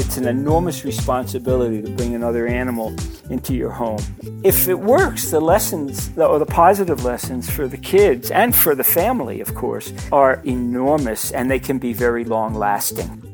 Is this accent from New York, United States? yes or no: yes; New York City, New York, United States; I grew up in Brooklyn